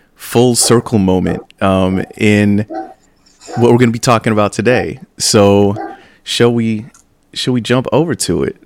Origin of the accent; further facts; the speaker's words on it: San Bernardino, California, United States; all of these places are right next to where I grew up